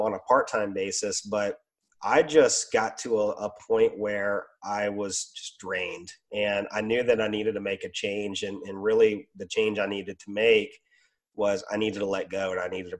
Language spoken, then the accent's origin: English; Roanoke, Virginia, United States; moved away as an adult; also born or lived in Richmond, Virginia; I moved 3 hours from my business back to my hometown in Roanoke.